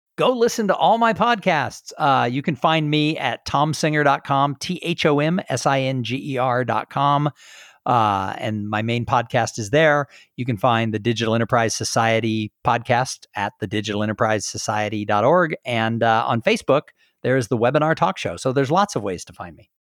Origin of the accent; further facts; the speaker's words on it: Southern California, United States; now in Texas, United States; I grew up in Southern California